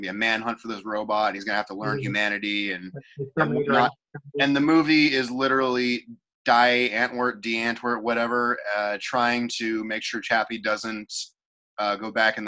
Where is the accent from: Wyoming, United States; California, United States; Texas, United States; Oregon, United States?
California, United States; I was born in California